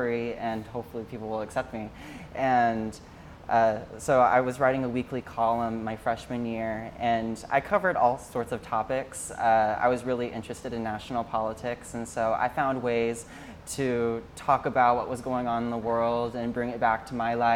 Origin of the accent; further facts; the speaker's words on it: Springdale, Arkansas, United States; moved away as an adult; now in Hoboken, United States; I'm originally from Springdale, Arkansas. I was born and raised there.